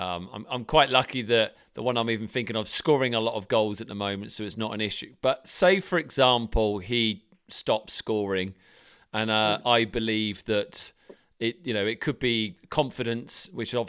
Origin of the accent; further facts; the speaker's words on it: England, United Kingdom; we as Britons, as English people